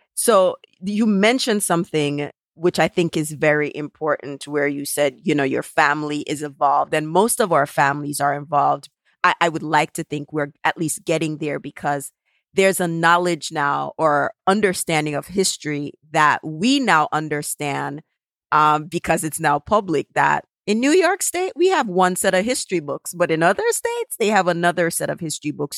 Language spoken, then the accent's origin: English; Jamaica; now in United States; never one point in my life growing up in Jamaica was I ever home alone